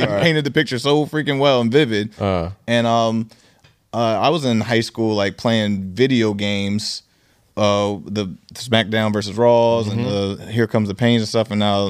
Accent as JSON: {"language": "English", "town": "Seattle", "region": "Washington", "country": "United States", "tie": "born or raised there", "said": "So I'm born from Seattle, and this is my first time."}